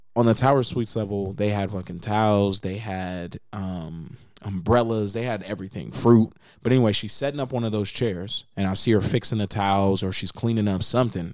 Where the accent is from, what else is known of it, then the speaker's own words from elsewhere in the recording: Las Vegas, Nevada, United States; I am from Las Vegas, Nevada. Born and raised.